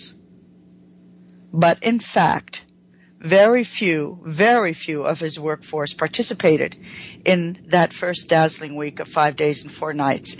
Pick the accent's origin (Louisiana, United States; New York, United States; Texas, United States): New York, United States; moved away; I am from New York, but not in New York